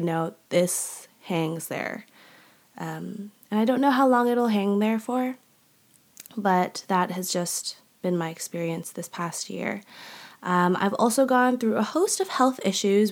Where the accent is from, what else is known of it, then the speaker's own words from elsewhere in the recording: Canada; also born or lived in Malaysia; I'm Canadian. That's a huge part of my identity. Um, but also a huge part of my heart is also Malaysia.